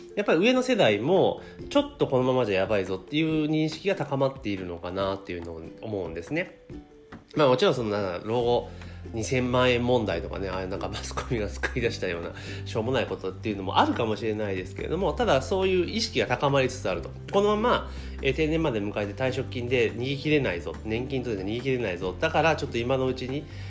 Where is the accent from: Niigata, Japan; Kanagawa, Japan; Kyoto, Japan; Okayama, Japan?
Kanagawa, Japan; moved away; 神奈川県にある私の実家からですねお届けをしているんですけれども